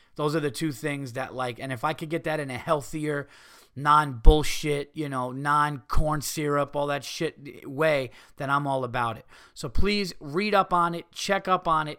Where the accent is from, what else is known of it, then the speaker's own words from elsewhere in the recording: New York, United States; I'm a New Yorker